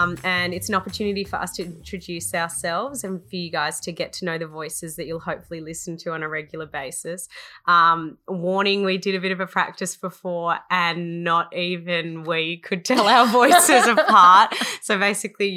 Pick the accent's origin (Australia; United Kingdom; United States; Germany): Australia; Melbourne, Victoria; moved away as an adult; Yes, I grew up in Melbourne. I was born in Melbourne and lived there till I was 19 years old.